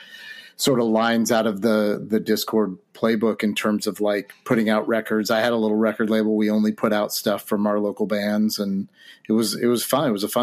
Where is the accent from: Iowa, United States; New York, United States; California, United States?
California, United States; Santa Rosa; I grew up in Santa Rosa.